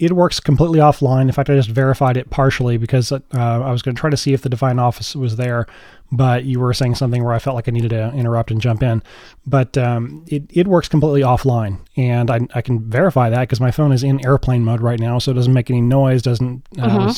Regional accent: United States; I'm American

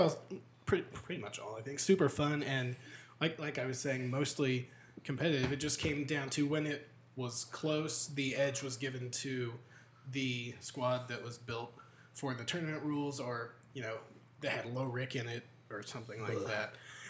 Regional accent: United Kingdom; The UK.

